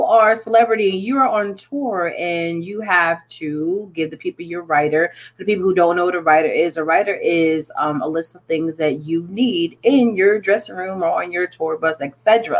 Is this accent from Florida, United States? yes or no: no; Connecticut, United States; I'm originally from Connecticut.